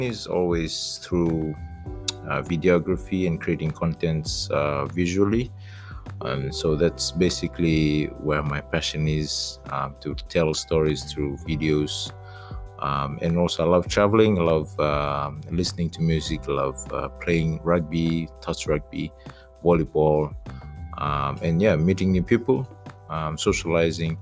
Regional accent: Suva, Central Division, Fiji; also born or lived in Sawaieke, Gau, Lomaiviti, Fiji; I was born in Suba, raised in the village for about seven years, and then moved to Suba for the rest of my life

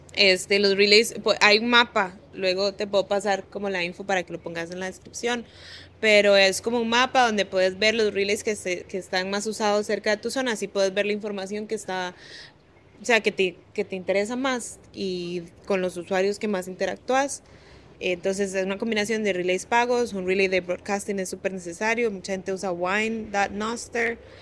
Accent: Guanacaste, Costa Rica; moved away as an adult; also born or lived in Belize; Nosara es una playa en Costa Rica, en Guanacaste, que es donde yo nací.

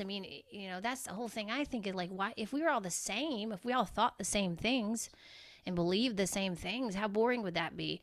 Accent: Georgia, United States; I grew up in Georgia

